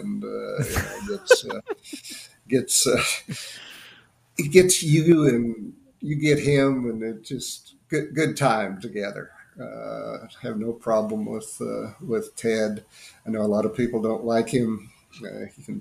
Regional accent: Illinois, United States; I'm from Illinois

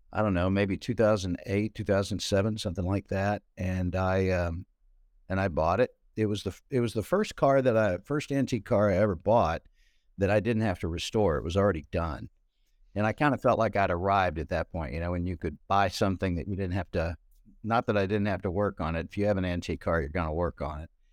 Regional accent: Ashdown, Arkansas, United States; moved away as an adult; also born or lived in Texarkana, Arkansas; now in Texas, United States; where I grew up in Southwest Arkansas

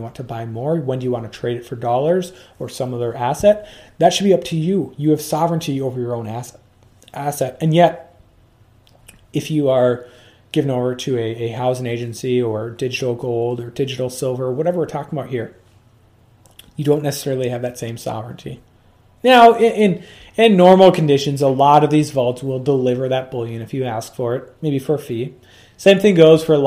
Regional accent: United States; as an American, or sorry, I should say as a U.S. citizen

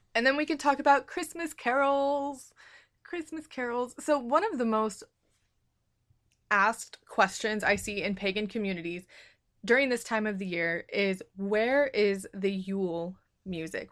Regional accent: United States; I'm American and in our schools, we're not taught about other cultures

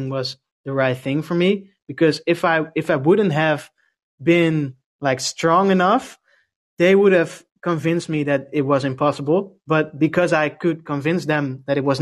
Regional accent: Leiden, South Holland, Netherlands; also born or lived in Noordwijk; I'm from a city called Leiden. It's near Amsterdam

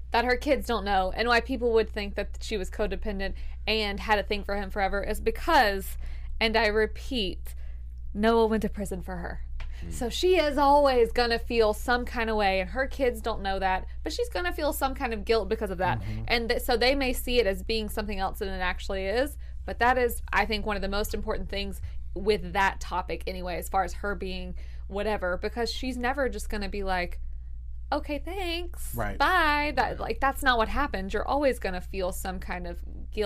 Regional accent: Alabama, United States; I am from Alabama

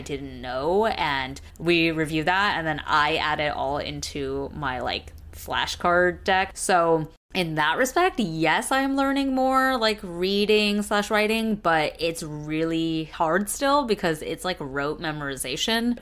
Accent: United States; first language Mandarin; as American-born kids

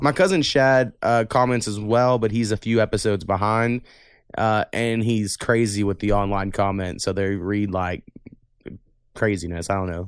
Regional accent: Waurika, Oklahoma, United States; I'm from Warrica

